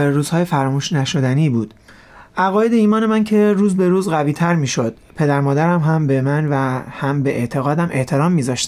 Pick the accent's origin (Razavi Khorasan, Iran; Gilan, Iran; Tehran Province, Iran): Gilan, Iran; Rasht; born or raised there